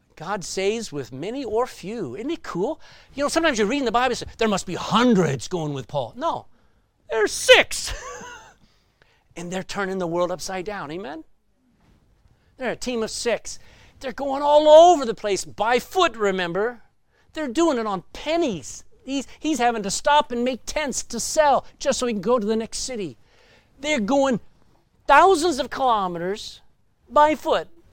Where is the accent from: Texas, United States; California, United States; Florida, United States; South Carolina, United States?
Texas, United States; I'm a Texan